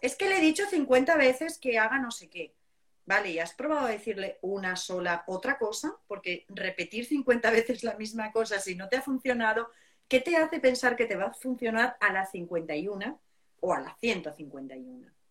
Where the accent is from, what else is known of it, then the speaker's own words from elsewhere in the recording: southern Spain, Spain; yo soy del sur de España